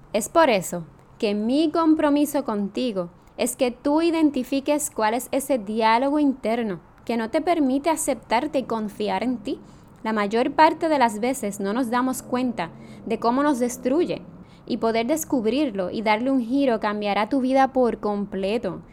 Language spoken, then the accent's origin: Spanish; Jayuya, Puerto Rico; now in San Juan, Puerto Rico; soy natural de Jayuya, aunque vivo en San Juan, Puerto Rico.